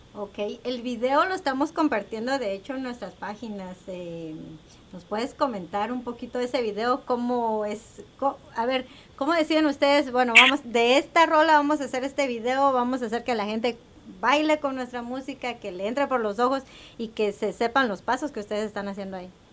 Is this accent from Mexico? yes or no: no; Quetzaltenango, Guatemala; moved away; yo crecí en Guatemala